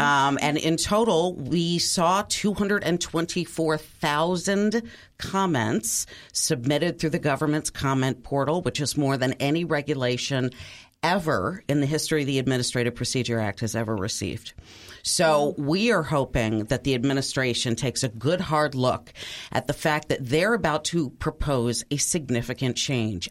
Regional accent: Wisconsin, United States; my home state of Wisconsin

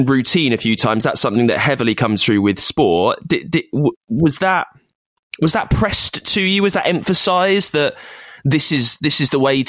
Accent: United Kingdom; I'm British

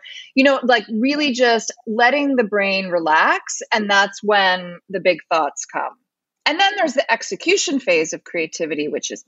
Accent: United States; We're American, 21st century

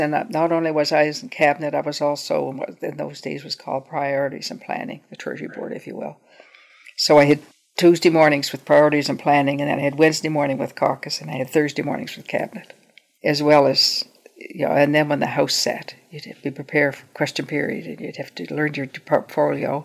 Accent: Truro, Nova Scotia, Canada; I grew up in Truro

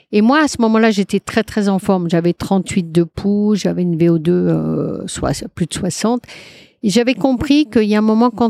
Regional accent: Brittany, France; Mais euh, je suis bretonne, j'aime bien, voilà.

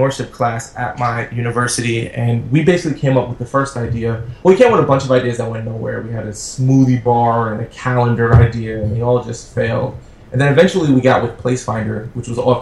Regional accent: New York City, New York, United States; I grew up in Brooklyn, New York, in the projects

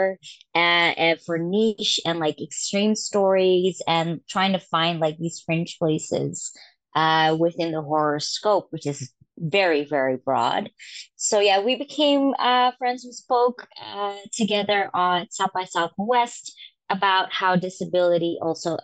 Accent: Amsterdam, North Holland, Netherlands; I'm born and raised in Europe in Amsterdam, the Netherlands

